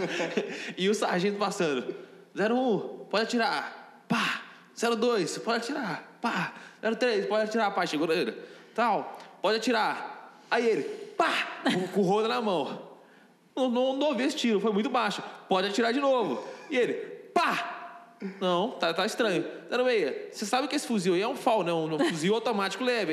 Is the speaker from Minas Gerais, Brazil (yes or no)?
yes; interior of Minas Gerais, Brazil; eu sou do interior de Minas